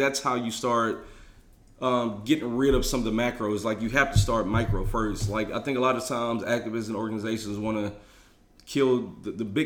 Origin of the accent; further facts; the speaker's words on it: Houston, Texas, United States; moved away as an adult; now in Austin, United States; I come from Houston